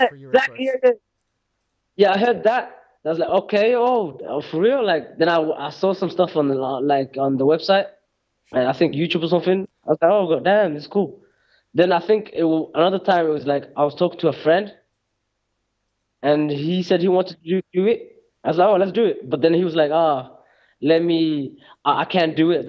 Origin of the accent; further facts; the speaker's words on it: Birmingham, West Midlands, United Kingdom; also born or lived in Somalia (parents); now in Norway; Growing up in Birmingham